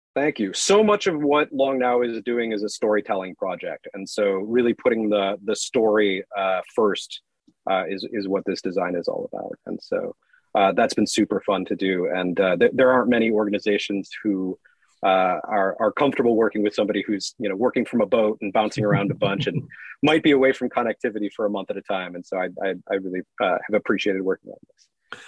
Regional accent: San Francisco, California, United States; moved away; also born or lived in Tennessee / North Carolina; we're originally from San Francisco

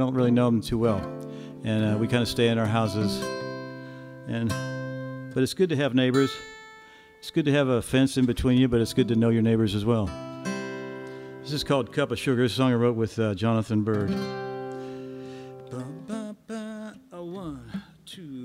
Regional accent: Wheeling, West Virginia, United States; moved away as an adult; I grew up in Wheeling, or actually, I lived my first part of my life in Wheeling until I was supposed to be an adult

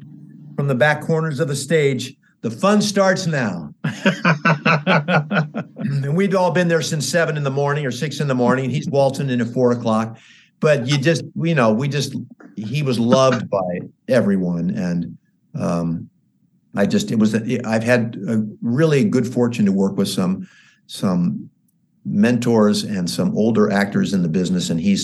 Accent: St. Louis, Missouri, United States; also born or lived in New York City / Los Angeles; I came from St. Louis, Missouri, and then I went to New York City. Then I came

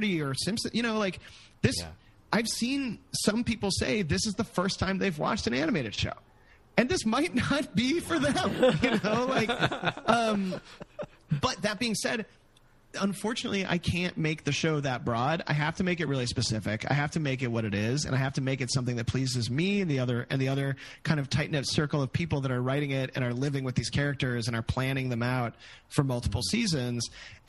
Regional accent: Chicago, Illinois, United States; I grew up in Chicago too.

